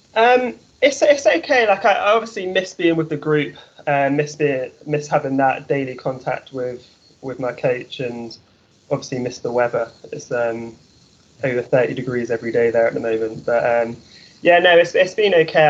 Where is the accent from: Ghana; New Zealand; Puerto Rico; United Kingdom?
United Kingdom; Trowbridge, South West England; moved away as an adult; now in Texas, United States; I'm actually from Trowbridge